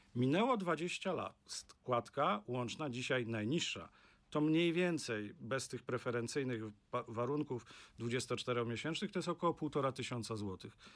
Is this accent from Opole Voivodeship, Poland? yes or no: yes; Opole Voivodeship, Poland; ja pochodzę z regionu, który jest taką pigułką w tym negatywnym słowa znaczeniu, jeśli chodzi o demografię. To jest Opolszczyzna